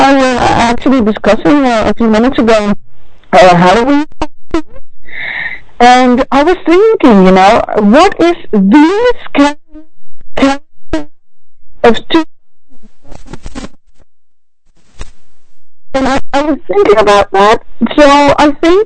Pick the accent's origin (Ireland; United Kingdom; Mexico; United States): Mexico; now in Netherlands; I'm from Mexico, and I didn't really grow up with all the Mexican traditions